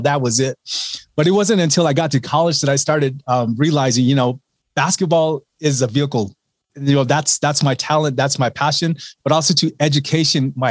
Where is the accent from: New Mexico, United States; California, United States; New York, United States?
New Mexico, United States; Laguna Pueblo Reservation; I grew up on the Laguna Pueblo Reservation here in New Mexico